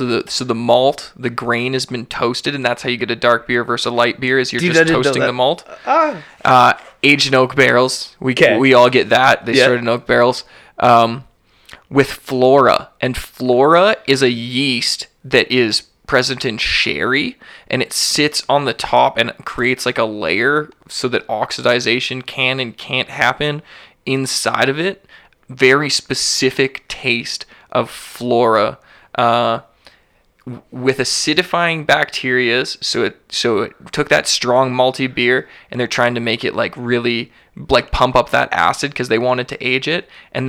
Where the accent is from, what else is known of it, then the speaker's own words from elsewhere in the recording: Canada; because we're Canadian and it's legally has to be on every single package